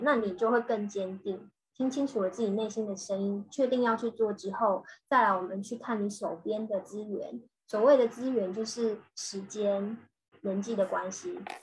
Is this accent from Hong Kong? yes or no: no; Changhua, Changhua County, Taiwan; moved away as an adult; also born or lived in Beijing / Shanghai / Singapore; now in Israel; 我现在呢，我是住在以色列，呃，我是台湾土生土长的台湾人这样，然后我是嗯。彰化的小孩